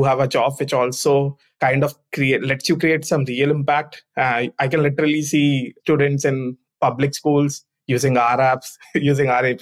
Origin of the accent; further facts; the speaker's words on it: India; I'm from India